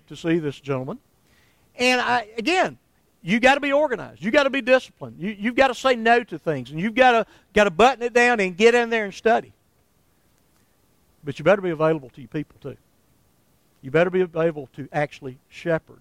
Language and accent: English; Somerville, Alabama, United States; when I was still in my hometown of Somerville